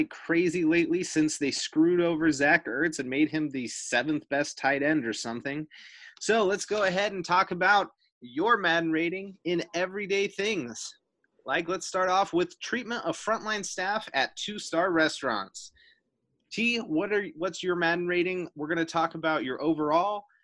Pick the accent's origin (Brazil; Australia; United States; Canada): Canada; accent: Canadian; I have my own Canadian accent that just forces its way out